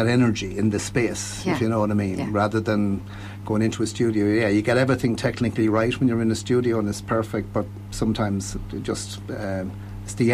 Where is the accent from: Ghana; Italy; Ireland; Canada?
Ireland; I was born and reared in Kiltevan